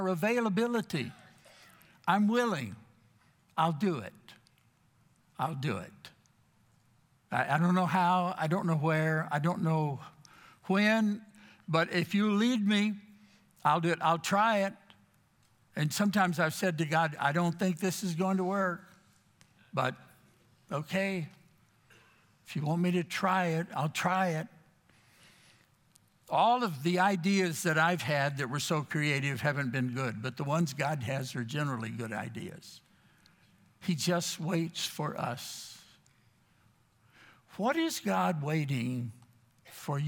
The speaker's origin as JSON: {"language": "English", "region": "Texas", "country": "United States", "tie": "born or raised there", "also_born_or_lived": "Florida", "moved": "as an adult", "said": "I grew up in Texas"}